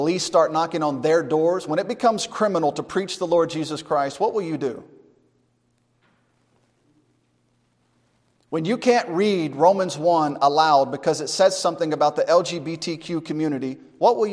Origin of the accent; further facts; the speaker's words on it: United States; being an American